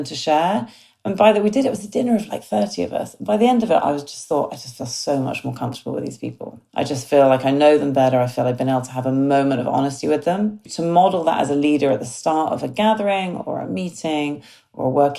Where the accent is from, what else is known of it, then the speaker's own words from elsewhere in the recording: United Kingdom; I'm very British.